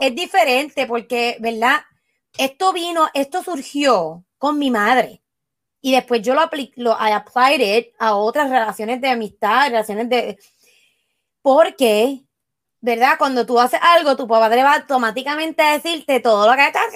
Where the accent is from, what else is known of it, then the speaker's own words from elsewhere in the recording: Puerto Rico; moved away; como puertorriqueño y como latino